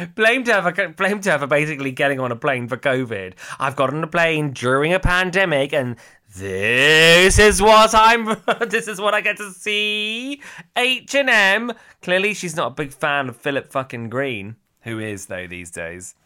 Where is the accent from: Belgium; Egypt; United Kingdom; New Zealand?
United Kingdom; Cornwall, South West England; moved away; I'm originally from Cornwall